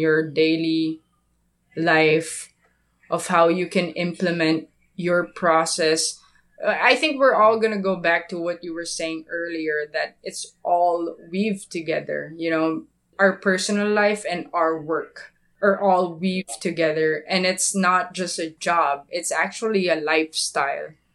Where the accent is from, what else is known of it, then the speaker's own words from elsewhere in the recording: Philippines; I'm from the Philippines.